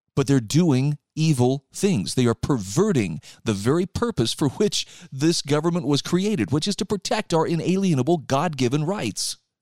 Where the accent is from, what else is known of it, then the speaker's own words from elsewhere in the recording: Utah, United States; my home state of Utah